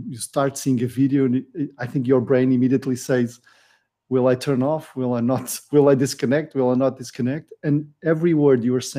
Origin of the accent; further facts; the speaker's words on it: Vila Real, North, Portugal; now in Lisbon, Portugal; I was born in the north of Portugal in Vila Real, a small mountain city. But now I live in Lisbon with the family